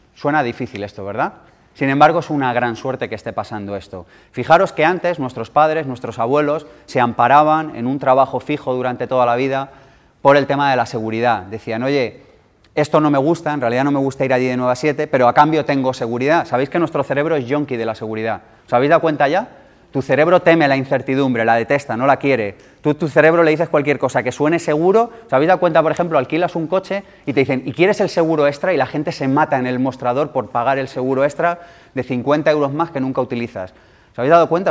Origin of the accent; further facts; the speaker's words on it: Madrid, Community of Madrid, Spain; nací en el 78 en Madrid